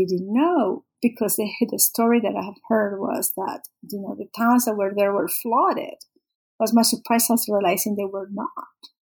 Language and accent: English; Panama; I'm Panamanian, I grew up in Panama, and I had never heard about it.